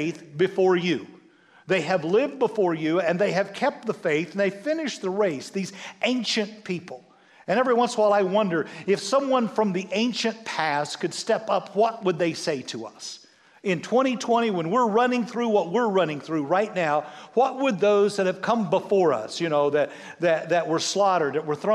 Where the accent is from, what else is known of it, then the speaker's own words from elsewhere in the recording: United States; we as American Western people